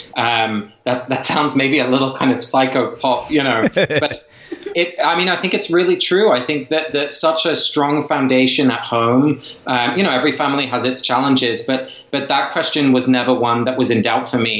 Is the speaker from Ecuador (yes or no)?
no; England, United Kingdom; my parents are both Dutch. I was raised in England, but my folks are both from Holland